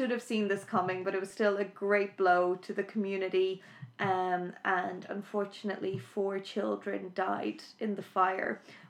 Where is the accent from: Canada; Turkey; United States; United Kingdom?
United Kingdom; Belfast, Northern Ireland; I am originally from Belfast.